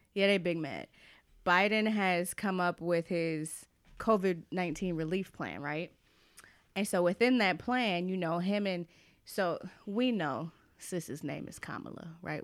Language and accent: English; Atlanta, Georgia, United States; I grew up in Atlanta